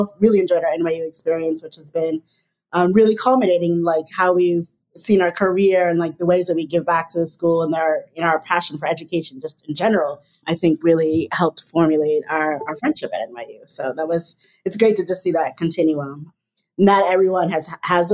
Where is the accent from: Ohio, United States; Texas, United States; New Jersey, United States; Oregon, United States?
New Jersey, United States; born or raised there; also born or lived in New York City, United States; now in Miami, United States